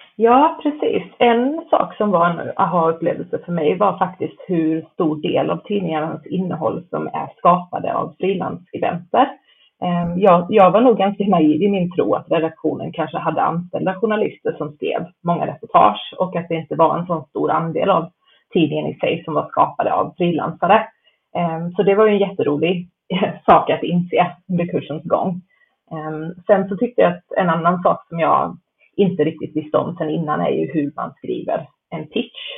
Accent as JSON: {"language": "Swedish", "country": "Canada", "tie": "born or raised there", "moved": "yes", "said": "jag pluggade till journalist i Kanada, där jag är uppvuxen"}